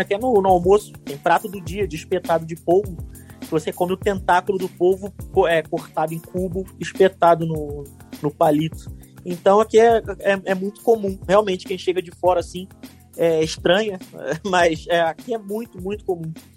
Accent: Rio de Janeiro, Brazil; moved away as an adult; also born or lived in Ireland; now in Lisbon, Portugal; sou natural do Rio de Janeiro

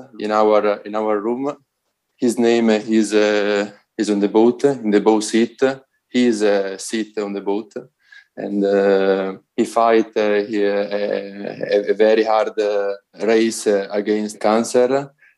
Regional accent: Italy; English is a second language; I'm a rower, and I'm from Italy.

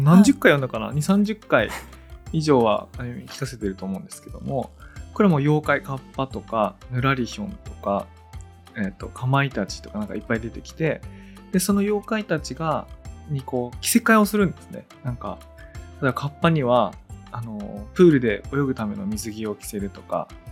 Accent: Tōnō, Gifu, Japan; 私がこう東能の出身なんで

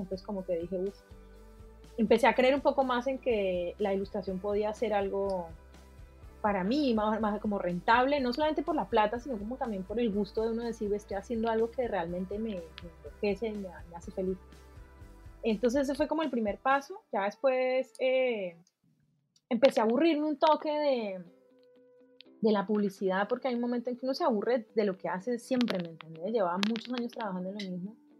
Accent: Cali, Valle del Cauca, Colombia; moved away as an adult; yo eh, nací en Cali, Colombia, estudié en la Escuela de Bellas Artes

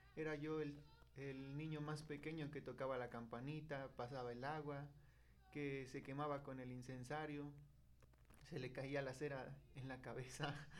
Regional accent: Atotonilco el Grande, Hidalgo, Mexico; Soy originario de aquí de Atotonilco, el Gran Hidalgo

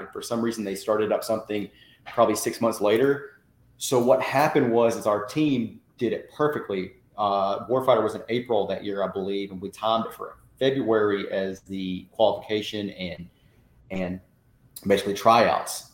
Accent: Tennessee–Georgia state line, United States; I grew up um, on the state line of Tennessee and Georgia

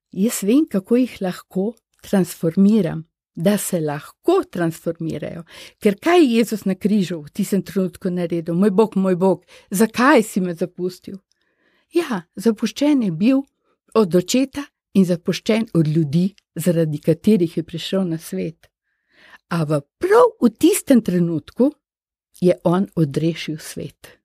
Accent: Slovenia; moved away as an adult; smo bili slovenci

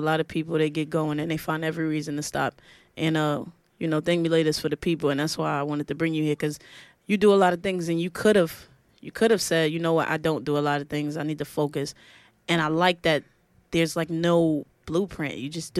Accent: New York City, New York, United States; I'm from Brooklyn. I'm from Best. I'm from Mossy Project.

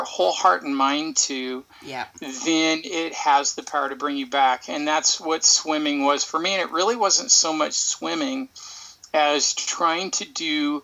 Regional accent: Portland, Oregon, United States; also born or lived in Kansas; I grew up here in Oregon and played a lot of soccer.

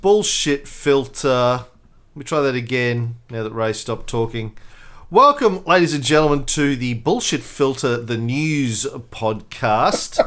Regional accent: Brisbane, Queensland, Australia; here in my hometown of Brisbane

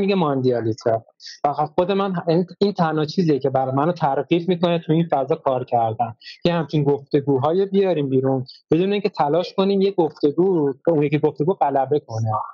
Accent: Iran; ما ایرانیم

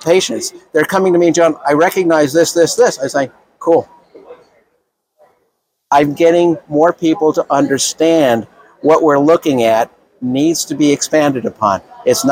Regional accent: New York City, New York, United States; I'm from Brooklyn

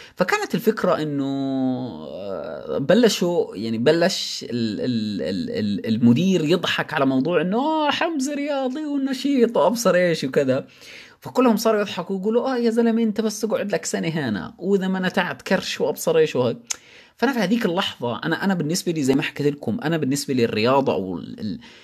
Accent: Jordan; عندنا بالاردن

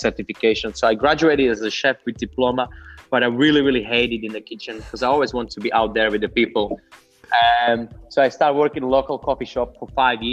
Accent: Slovakia; moved away as an adult; now in Australia; I'm coming from very small town and humble family backgrounds. I'm coming from Slovakia, so Central East Europe

